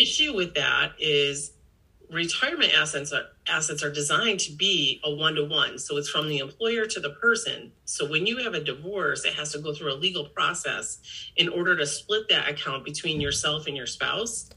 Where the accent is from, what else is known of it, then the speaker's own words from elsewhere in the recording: Victor, United States; my hometown of Victor